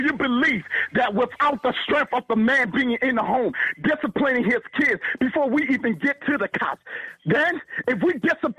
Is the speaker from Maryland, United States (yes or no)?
yes; Baltimore, Maryland, United States; Come on now, I'm from Baltimore City. I deal with this shit every day.